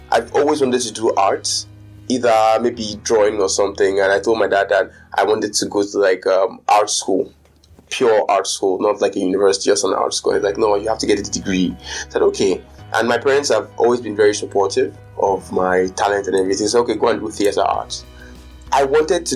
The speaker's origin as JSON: {"language": "English", "region": "Lagos", "country": "Nigeria", "tie": "born or raised there", "said": "I've spent most of my life in Lagos, so I consider myself more of a Lagos person"}